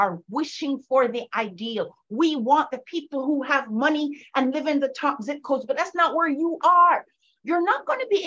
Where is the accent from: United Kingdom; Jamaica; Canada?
Jamaica; moved away; I grew up in Jamaica, and my father was somewhat of a celebrity in that country